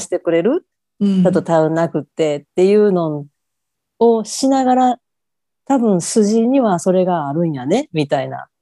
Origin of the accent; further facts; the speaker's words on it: Kansai, Japan; 関西人やから